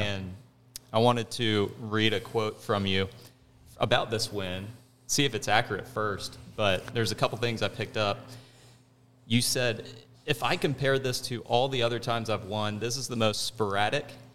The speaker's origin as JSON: {"language": "English", "town": "Jacksonville", "region": "Florida", "country": "United States", "tie": "born or raised there", "said": "growing up in Jacksonville"}